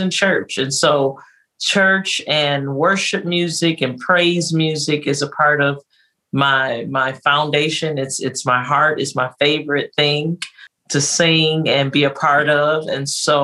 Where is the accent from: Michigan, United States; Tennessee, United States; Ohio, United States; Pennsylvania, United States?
Michigan, United States; Detroit; I was born and raised in Detroit, Michigan.